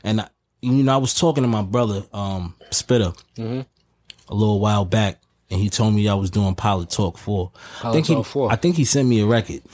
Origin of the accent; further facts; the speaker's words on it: New York, United States; because I'm from Harlem.